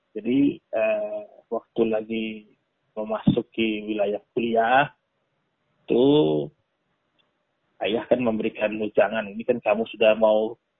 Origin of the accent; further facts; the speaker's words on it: Flores, East Nusa Tenggara, Indonesia; now in Jakarta, Indonesia; asli saya dari Nusa Tenggara Timur, mm-hmm. uh, tepatnya di Pulau Flores.